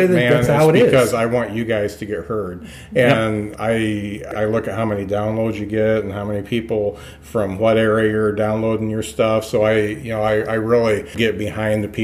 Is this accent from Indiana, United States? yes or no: yes; Lakeville, Indiana, United States; when I was growing up, we didn't have any internet. I was in the Midwest. I grew up in Lakeville